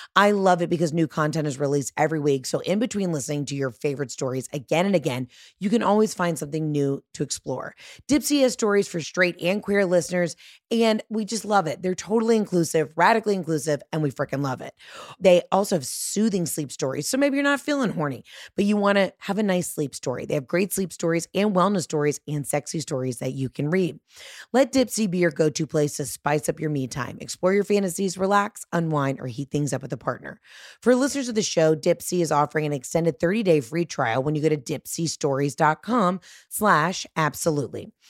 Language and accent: English; Georgia, United States; I'm from Georgia